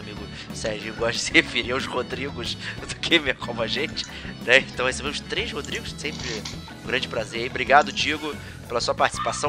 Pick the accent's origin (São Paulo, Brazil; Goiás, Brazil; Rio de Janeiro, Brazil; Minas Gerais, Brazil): Rio de Janeiro, Brazil; accent: carioca; dubladores cariocas e tal, usando o nosso sotaque